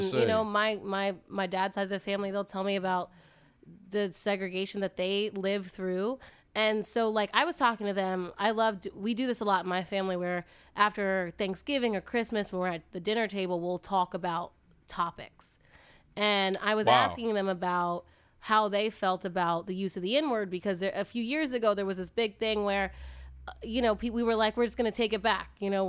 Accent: the South, United States; accent: Southern; I used to have a Southern accent. I just lost it.

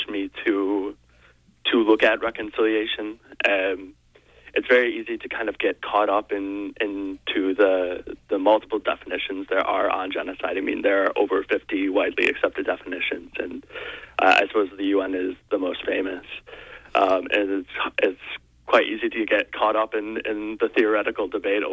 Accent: United States; as an American people

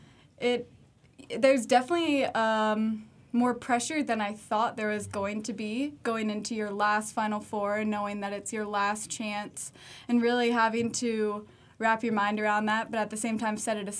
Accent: Cary, North Carolina, United States; I'm from Cary

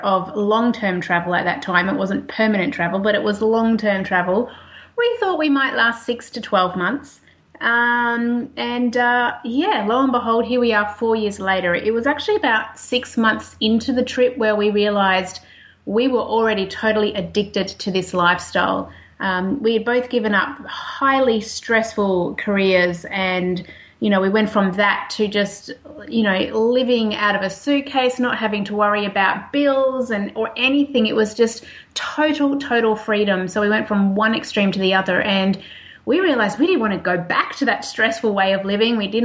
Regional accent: Australia; accent: Australian; moved away as an adult; as you can tell by the accent, I am an Australian.

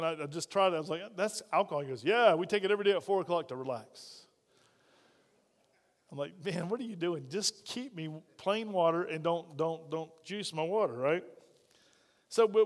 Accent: United States; we're from America

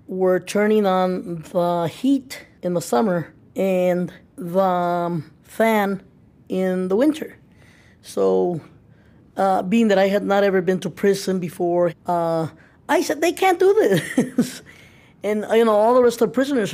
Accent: El Paso, Texas, United States; moved away; I'm originally from El Paso, Texas

